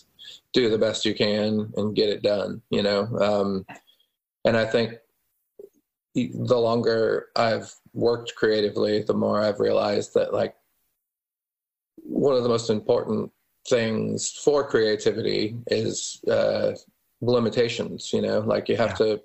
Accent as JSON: {"language": "English", "town": "Omaha", "region": "Nebraska", "country": "United States", "tie": "born there", "said": "I was born in Omaha."}